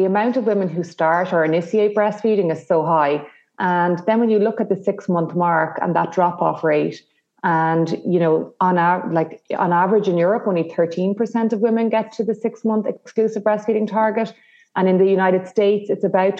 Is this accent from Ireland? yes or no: yes; the Midlands of Ireland, Ireland; now in Dublin, Ireland; I'm here in Dublin, Ireland, and but I'm originally from the Midlands of Ireland